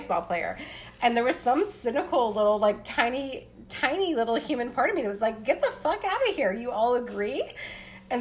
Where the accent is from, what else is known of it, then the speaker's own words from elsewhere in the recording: Appalachia, Pennsylvania, United States; I'm a white girl growing up in Pennsylvania